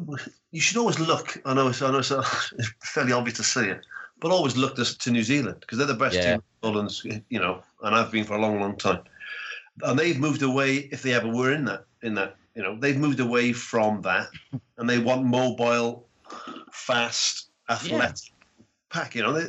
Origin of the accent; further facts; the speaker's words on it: Wales, United Kingdom; I'm Welsh